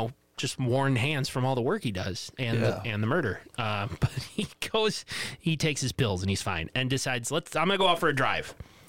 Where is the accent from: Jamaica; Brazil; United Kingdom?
United Kingdom; England; Actually, I'm English.